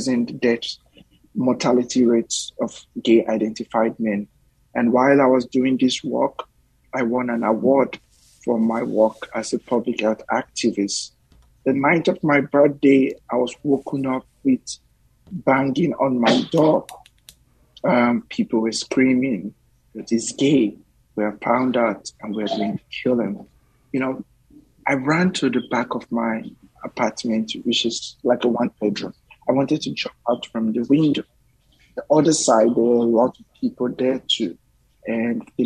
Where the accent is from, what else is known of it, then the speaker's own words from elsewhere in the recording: Warri, Delta, Nigeria; moved away as an adult; now in United States; I grew up in Warri, Nigeria, which is the south of Nigeria. I grew up in the Delta by the Atlantic Ocean.